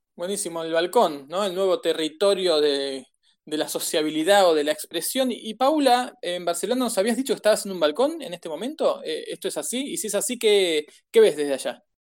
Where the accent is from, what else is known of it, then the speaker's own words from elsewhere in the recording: Argentina; los argentinos estamos haciendo todo lo posible